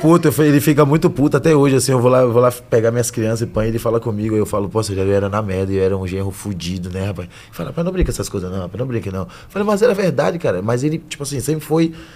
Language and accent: Portuguese; Salvador, Bahia, Brazil; moved away as an adult; now in São Paulo, Brazil; de Brotas, né? Em Salvador